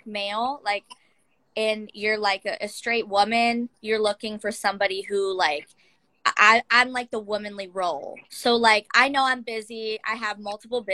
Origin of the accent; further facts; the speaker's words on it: Youngstown, Ohio, United States; I am from Youngstown, Ohio, so we call it the Yo.